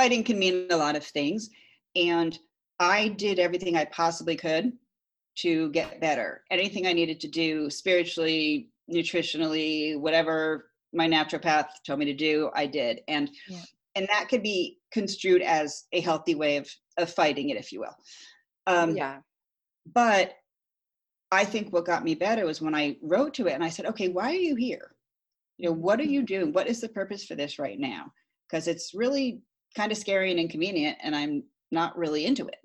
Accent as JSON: {"language": "English", "region": "Connecticut", "country": "United States", "tie": "born or raised there", "said": "growing up in Connecticut"}